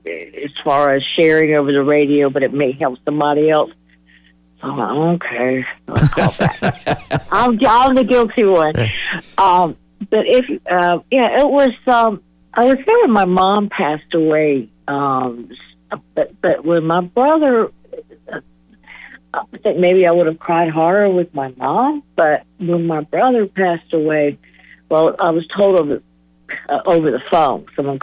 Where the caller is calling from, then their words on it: Raleigh, North Carolina, United States; I'm calling from Raleigh